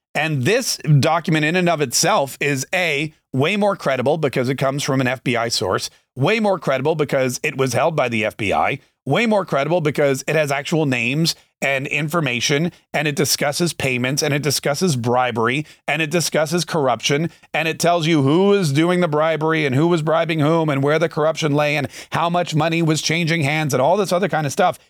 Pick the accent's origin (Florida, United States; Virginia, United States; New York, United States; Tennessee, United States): Florida, United States; Jacksonville; my hometown